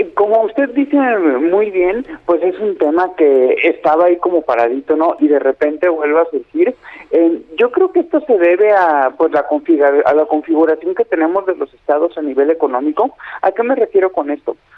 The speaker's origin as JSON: {"language": "Spanish", "country": "Mexico", "said": "problemas que nos atañen a todos como pues mexicanos"}